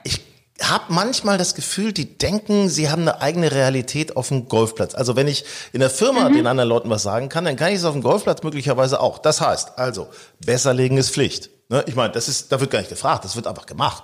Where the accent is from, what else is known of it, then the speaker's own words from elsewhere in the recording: Northern Germany, Germany; also born or lived in Hanover; Wir stammen ja aus Norddeutschland